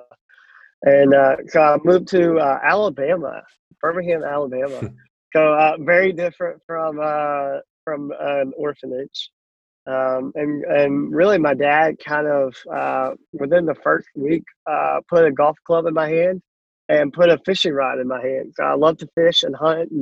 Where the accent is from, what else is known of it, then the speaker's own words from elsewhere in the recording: Uman, Cherkasy Oblast, Ukraine; now in United States; life started with me in a small town called Uman, Ukraine